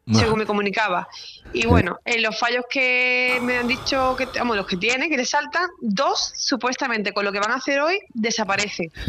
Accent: Algeciras, Andalusia, Spain; yo soy de Algeciras

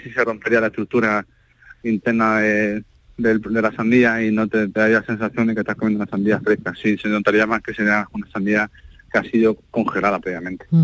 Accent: Almería, Andalusia, Spain; como andaluz, como almeriense, como español

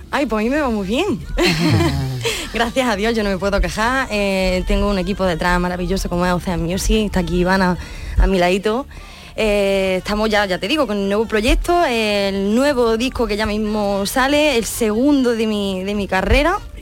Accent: Úbeda, Andalusia, Spain; Mi pueblo es el mármol

